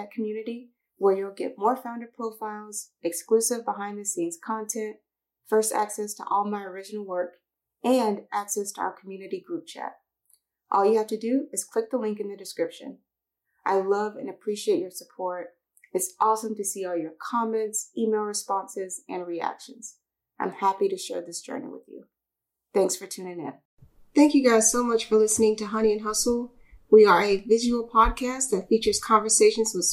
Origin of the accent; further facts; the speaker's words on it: Columbus, Georgia, United States; moved away; my hometown, Columbus, Georgia